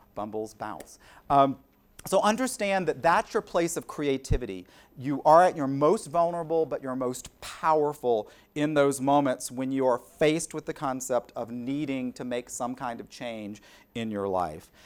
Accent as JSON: {"language": "English", "region": "South Carolina", "country": "United States", "tie": "born or raised there", "also_born_or_lived": "Pennsylvania", "moved": "as an adult", "said": "the assistant to the director of development at the University of South Carolina"}